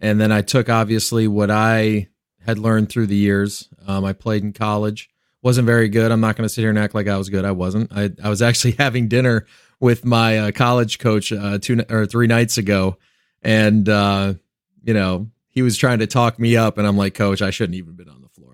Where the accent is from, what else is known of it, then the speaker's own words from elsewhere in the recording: Cleveland, Ohio, United States; moved away; also born or lived in Louisiana; I'm originally from Cleveland